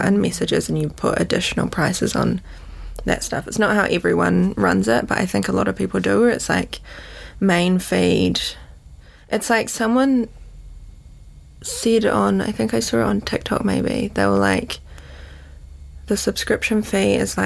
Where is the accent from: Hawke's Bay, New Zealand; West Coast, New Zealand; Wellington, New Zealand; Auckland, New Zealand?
Auckland, New Zealand; also born or lived in London, United Kingdom; I grew up in Western Springs.